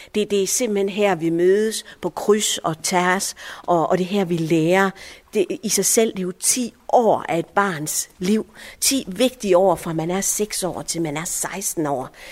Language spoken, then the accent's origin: Danish; Viby, Central Denmark Region, Denmark; also born or lived in Allahabad, India; jeg er som mænd vokset op her i Viby